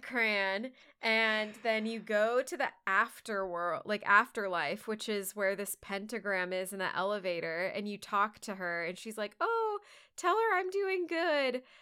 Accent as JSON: {"language": "English", "region": "Texas", "country": "United States", "said": "as a Texan"}